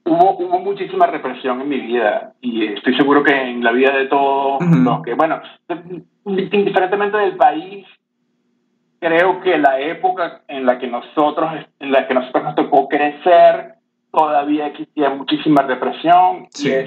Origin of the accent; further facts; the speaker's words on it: Venezuela; yo, este, bueno, crecí en Venezuela